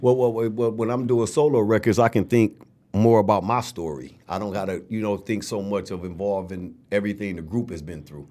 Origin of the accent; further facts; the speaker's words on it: Flint, Michigan, United States; also born or lived in Ann Arbor; Flint was a, was a beautiful place to grow up